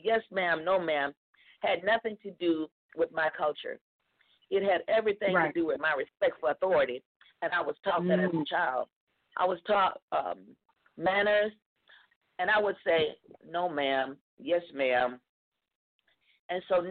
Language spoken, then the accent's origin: English; Mississippi, United States; I'm from the South, Mississippi to be exact